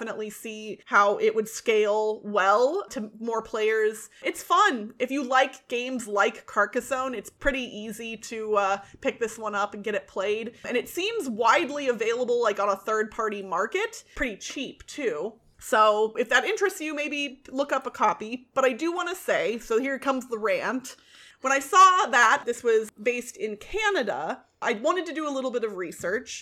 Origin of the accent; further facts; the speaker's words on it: United States; Being an American